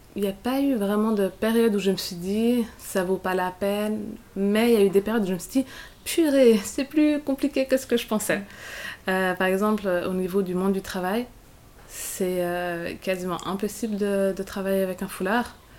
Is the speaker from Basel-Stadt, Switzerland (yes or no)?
no; Geneva, Switzerland; je suis genevoise, ou je suis suissesse